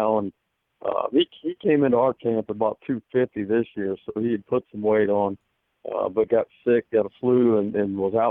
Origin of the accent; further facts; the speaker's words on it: Northern Indiana, United States; now in Fishers, United States; I'm from Northern Indiana originally